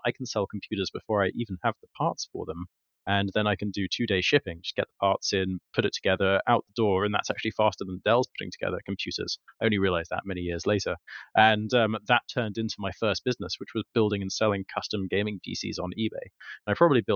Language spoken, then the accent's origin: English; Kent, South East England, United Kingdom; moved away as an adult; also born or lived in Warwick; now in London, United Kingdom; From 6 to 18, I lived in the countryside in deepest, darkest Kent